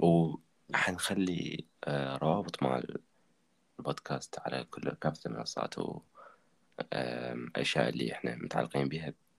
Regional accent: Iraq; عندنا بالعراق

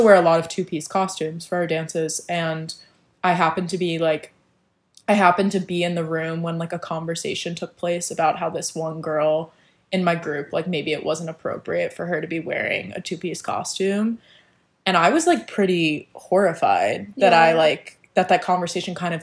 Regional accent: New Jersey, United States; now in New York, United States; I'm from New Jersey

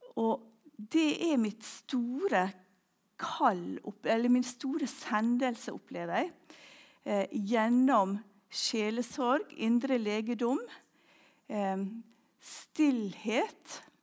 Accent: Ulsteinvik, Møre og Romsdal, Norway; also born or lived in Orre, Klepp; now in Klepp, Norway; hjemme i Ulsteinvik

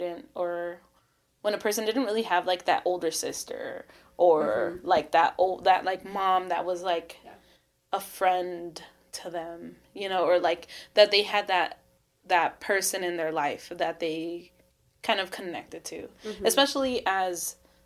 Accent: Hawthorne, California, United States; I am from Hawthorne, California. From the south of LA, South Bay

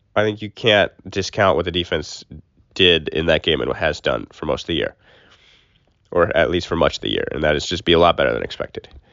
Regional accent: Fargo, North Dakota, United States; now in Miami, United States; we are live from Fargo, North Dakota. Not Miami, Florida. I'm home.

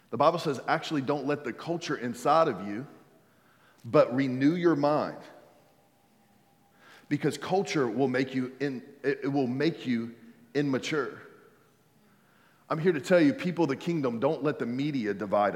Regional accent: United States; I'm a believer before I'm American

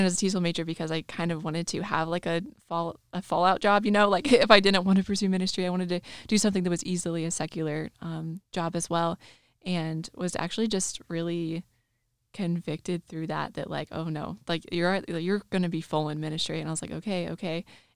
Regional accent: Kansas City, Kansas, United States; I'm from Kansas City, Kansas, born and raised there.

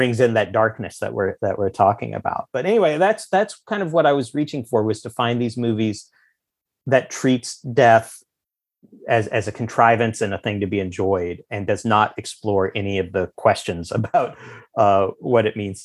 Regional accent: the Ozarks, United States; I grew up in the Ozarks

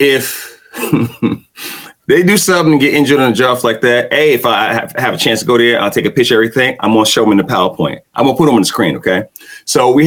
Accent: New York City, New York, United States; accent: Brooklyn; my accent from Brooklyn

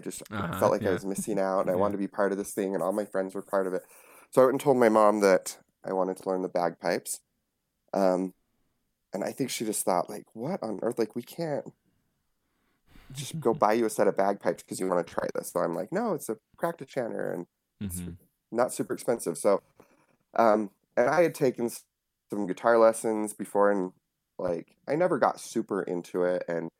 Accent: Utah, United States; Yep, she grew up all over the place, so she traveled quite a bit, but we never really left Utah, so.

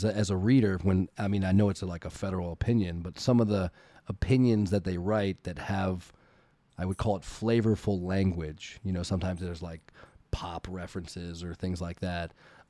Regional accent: Virginia, United States; moved away; I'm from Virginia originally

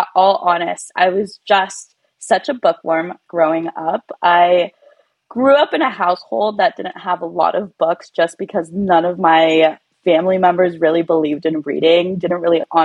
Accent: California, United States; first language Spanish; English is a second language; I was born in California. But, you know, like a lot of Latino kids, I was not raised in a household that spoke English. We spoke Spanish at home

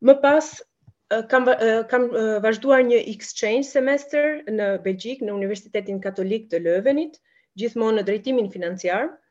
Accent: Burrel, Dibër County, Albania; moved away as an adult; also born or lived in Italy / Belgium; vi nga Burreli, jam larguar nga Shqipëria që në vitin 2010 dhe kam shkuar në Itali

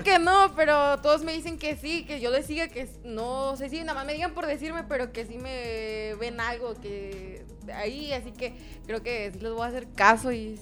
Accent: Pinal de Amoles, Querétaro, Mexico; yo soy de Pinal de Amoles. Mi municipio se llama Pinal de Amoles y mi comunidad se llama San Pedro el Viejo

